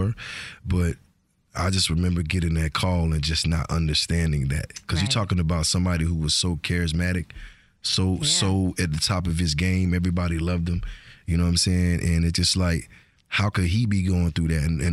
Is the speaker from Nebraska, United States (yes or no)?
no; Georgia, United States; accent: Georgia; also born or lived in Fort Lauderdale, Florida; My accent is so Georgia, it ain't funny